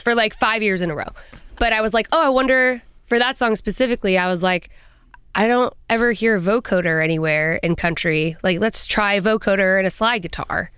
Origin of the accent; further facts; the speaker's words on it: Colorado, United States; I'm from Colorado and I have a big family